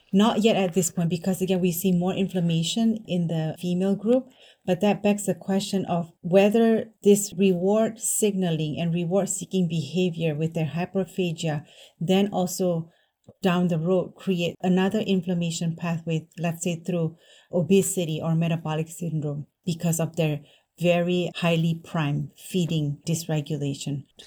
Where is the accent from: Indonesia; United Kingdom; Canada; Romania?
Indonesia; now in United States; I grew up in Indonesia